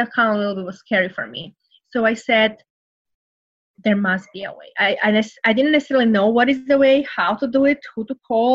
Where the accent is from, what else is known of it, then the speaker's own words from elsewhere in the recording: Serbia; English is a second language; moved away as an adult; now in United States; I came from Serbia, so very, you know, poor country, went through the war